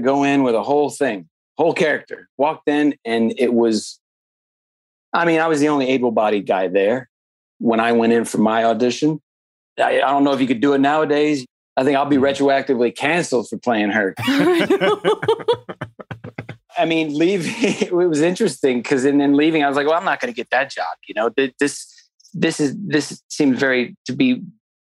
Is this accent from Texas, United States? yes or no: yes; Texas, United States; I grew up in Texas